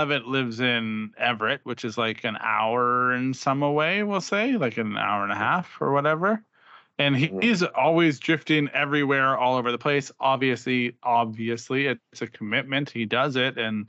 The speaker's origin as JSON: {"language": "English", "country": "Canada", "said": "I love being Canadian."}